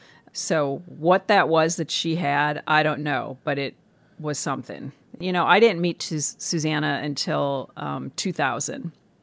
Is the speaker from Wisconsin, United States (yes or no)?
yes; Milwaukee, Wisconsin, United States; I was 14 when I discovered him. I was a kid growing up in Milwaukee, Wisconsin, and became enthralled with this Texan.